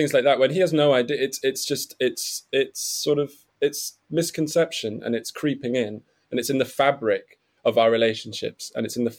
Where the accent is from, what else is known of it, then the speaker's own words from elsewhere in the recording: Nottingham, East Midlands, United Kingdom; I grew up in Nottingham, where the Jewish community is very small